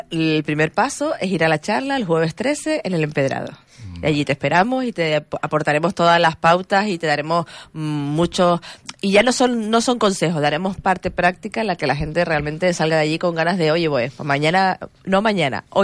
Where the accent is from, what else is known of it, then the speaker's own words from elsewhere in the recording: Spain; somos los españoles muy, dados a dar consejos para todo.